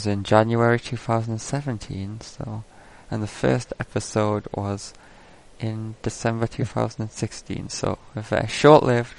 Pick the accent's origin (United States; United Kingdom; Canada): United Kingdom; I'm British.